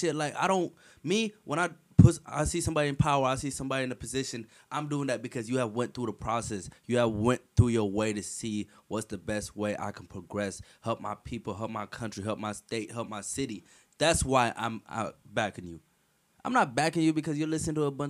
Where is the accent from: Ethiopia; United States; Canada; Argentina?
Ethiopia; moved away; I grew up in Ethiopia.